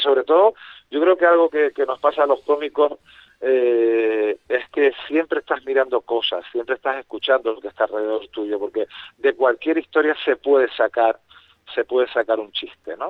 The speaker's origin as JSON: {"language": "Spanish", "region": "Canary Islands", "country": "Spain", "said": "teníamos los complejos los canarios de nuestra manera de hablar"}